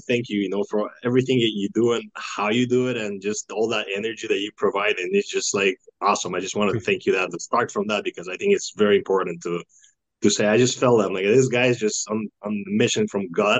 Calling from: Toronto, Ontario, Canada; Currently, I'm located in Toronto, Ontario, in Canada.

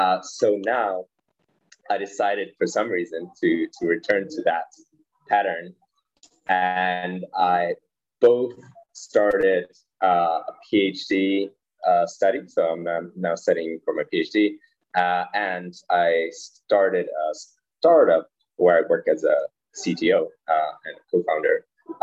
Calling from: Prague, Czechia; I'm currently calling from Prague in the heart of Europe, the Czech Republic.

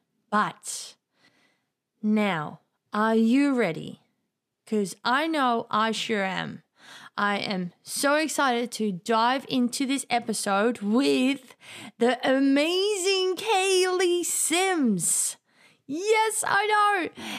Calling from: Australia; I'm calling from Australia to the UK now

